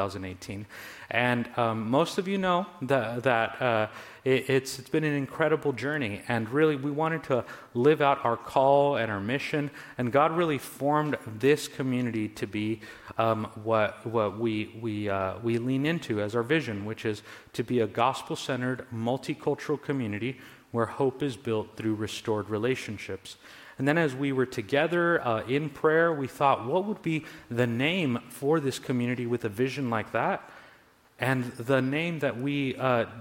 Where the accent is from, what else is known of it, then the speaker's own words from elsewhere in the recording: Southern California, United States; also born or lived in New Jersey; I'm originally from Southern California